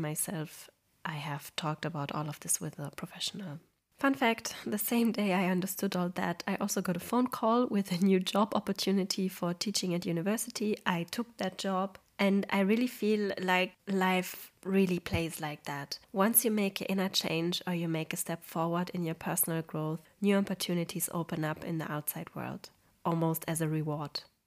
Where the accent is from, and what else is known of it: Poland; moved away